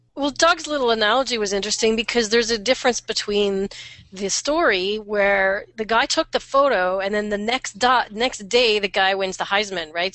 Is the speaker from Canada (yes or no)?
yes; Canada